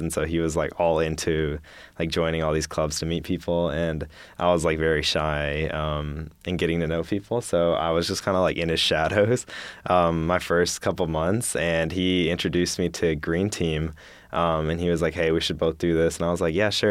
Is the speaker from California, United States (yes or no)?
no; Madison, Alabama, United States; I'm a junior from Madison, Alabama